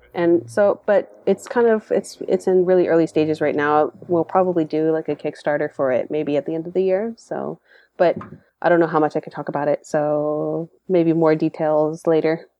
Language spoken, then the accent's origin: English; Dallas, Texas, United States; now in San Jose, United States; I grew up in Dallas